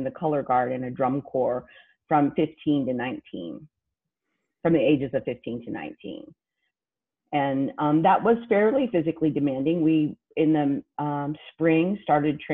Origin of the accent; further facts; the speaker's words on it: Hutchinson, Kansas, United States; now in Houston, United States; What I lovingly refer to as the armpit of the United States of America, Hutchinson, Kansas